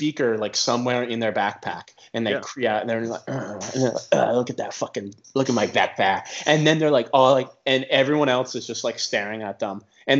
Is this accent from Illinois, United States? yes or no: no; Arkansas, United States; I'm from Arkansas.